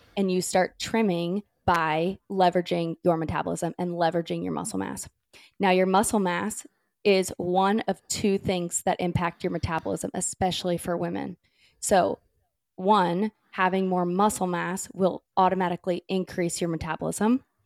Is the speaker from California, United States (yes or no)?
yes; California, United States; now in North Carolina, United States; I grew up in California